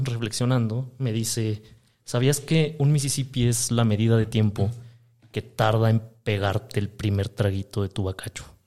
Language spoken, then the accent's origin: Spanish; Monterrey, Nuevo León, Mexico; yo nací en Monterrey, Nuevo León, Texas